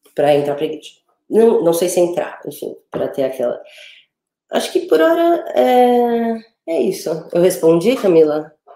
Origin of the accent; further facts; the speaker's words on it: São Paulo, Brazil; eu sou de São Paulo